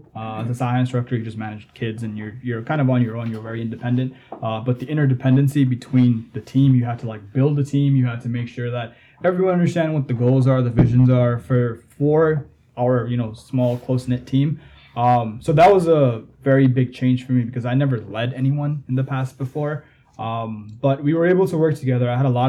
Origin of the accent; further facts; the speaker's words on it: Jamaica; now in United States; I was kind of in that situation as well growing up in Jamaica.